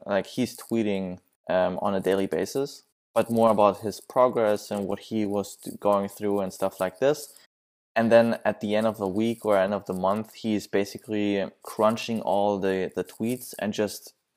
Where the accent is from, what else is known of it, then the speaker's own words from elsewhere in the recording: Germany; English is a second language; now in California, United States; I'm originally from Germany, so it's I live here in the in the California coast